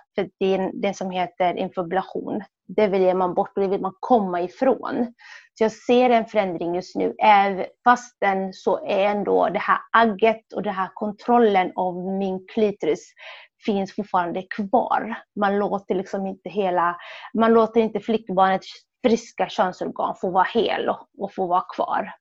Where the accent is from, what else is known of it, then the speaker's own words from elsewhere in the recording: Sweden; also born or lived in Somalia; som barn i Sverige